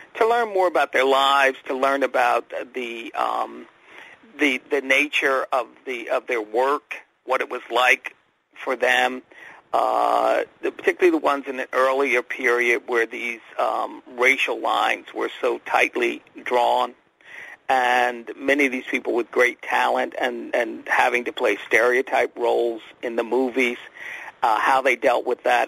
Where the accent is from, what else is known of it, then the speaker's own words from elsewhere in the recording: outside of Philadelphia, Pennsylvania, United States; I grew up in Pennsylvania, outside of Philadelphia